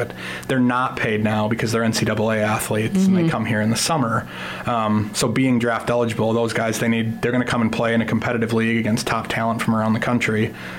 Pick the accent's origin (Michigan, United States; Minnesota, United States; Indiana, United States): Minnesota, United States; Minneapolis; moved away as an adult; also born or lived in Portland, Oregon; now in Sioux Falls, United States; my wife and I moved here from Portland, Oregon. We are from the Twin Cities originally.